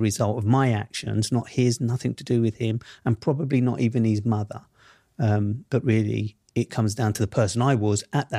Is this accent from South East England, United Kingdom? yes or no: no; London, United Kingdom; he grew up in the same world that I grew up in Southeast London.